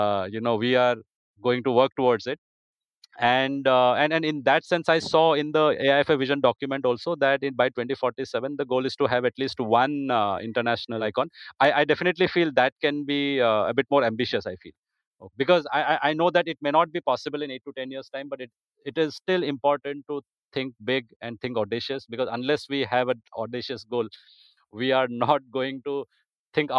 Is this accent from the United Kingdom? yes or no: no; India; an Indian football lover